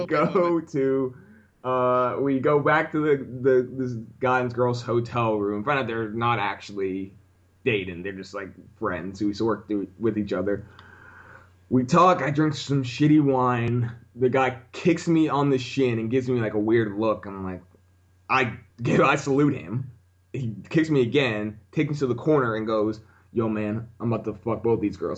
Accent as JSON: {"language": "English", "town": "Orlando", "region": "Florida", "country": "United States", "moved": "yes", "lives_now": "New York, United States", "said": "I'm from Orlando"}